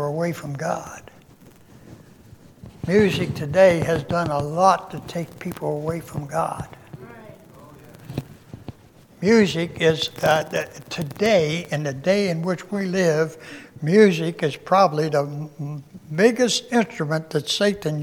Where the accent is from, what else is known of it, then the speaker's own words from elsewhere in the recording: Pennsylvania, United States; moved away; I was born and raised in Pennsylvania